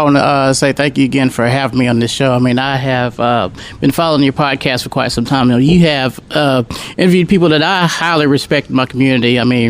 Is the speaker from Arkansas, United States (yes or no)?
yes; Conway, Arkansas, United States; I wasn't born here, but I was raised here in Conway. I was born in Camden, Arkansas.